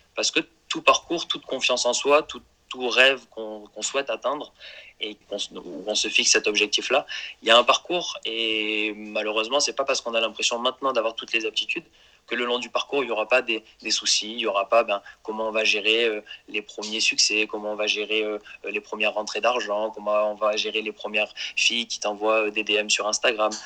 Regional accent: Marseille, Provence-Alpes-Côte d'Azur, France; je suis issu de Marseille

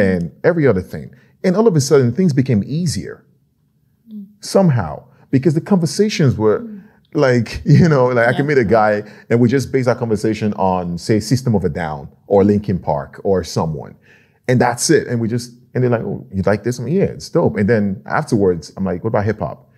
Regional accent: Nigeria; now in Norway; I'm from Nigeria

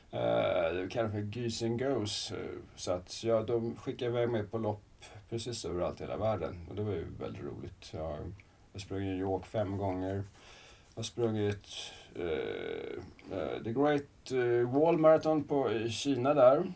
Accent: Salem, Stockholm County, Sweden; also born or lived in Kungsholmen, Stockholm / Södertälje; född på Kungsholmen, eh, bodde ett par år i stan, sen så Salem, Rönning där ute. Gick gymnasiet

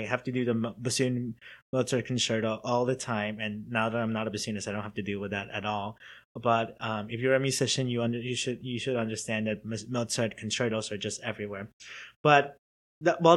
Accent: Chicago, Illinois, United States; now in Cincinnati, United States; I'm from Chicago

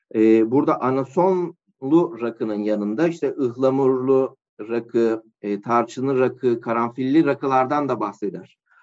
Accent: Malkara, Tekirdağ, Turkey; moved away as an adult; also born or lived in Adana; 1986 Tekirdağ Malkara doğumluyum. Liseye kadar e, Tekirdağ Malkara'da ikamet ettim

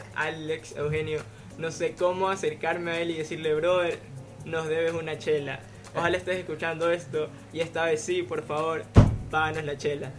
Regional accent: Guayaquil, Guayas, Ecuador; esa vibra que tenemos, esa alegría que transmitimos

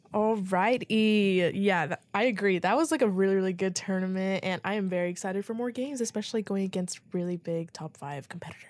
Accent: Lubbock, Texas, United States; I am from Lubbock

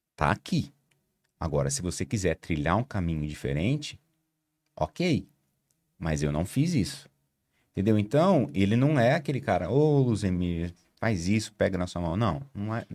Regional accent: Maringá, Paraná, Brazil; eu sou do, de Maringá, no interior do Paraná

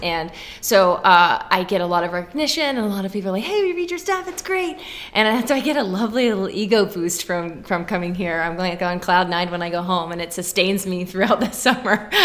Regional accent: Dallas, Texas, United States; moved away as an adult; also born or lived in Austin, Texas / San Antonio, Texas; now in Pittsburgh, United States; I grew up outside of Dallas uh, in the suburbs, and then went to Austin for a few years where I met my husband

